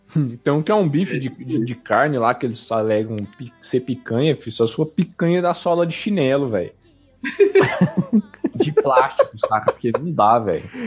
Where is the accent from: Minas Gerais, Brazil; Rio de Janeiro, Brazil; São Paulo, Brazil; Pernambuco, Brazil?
São Paulo, Brazil; moved away; quando eu era criança, eu morei em São Paulo